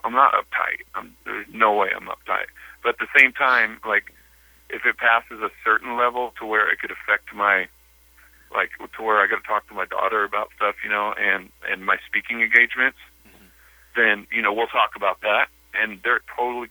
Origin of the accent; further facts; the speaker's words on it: Bakersfield, California, United States; moved away; I love Bakersfield. I grew up in Bakersfield